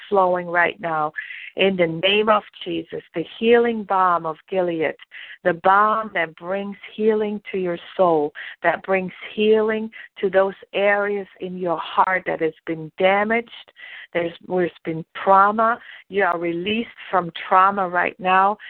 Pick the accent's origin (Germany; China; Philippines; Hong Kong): Germany; moved away as an adult; now in United States; I was born and raised in Germany, and I didn't come to the United States until I was almost 30 years old.